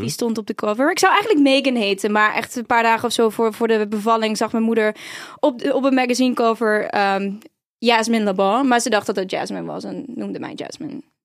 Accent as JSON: {"language": "Dutch", "town": "Heerlen", "region": "Limburg", "country": "Netherlands", "tie": "born or raised there", "also_born_or_lived": "Utrecht", "moved": "yes", "said": "ik kom eigenlijk uit Zuid-Limburg"}